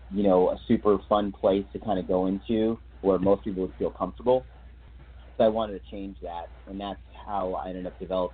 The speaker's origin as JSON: {"language": "English", "region": "Massachusetts", "country": "United States", "tie": "born or raised there", "also_born_or_lived": "Florida", "moved": "yes", "lives_now": "Minnesota, United States", "said": "I grew up in Massachusetts, but for a good portion of my life, I lived in Florida"}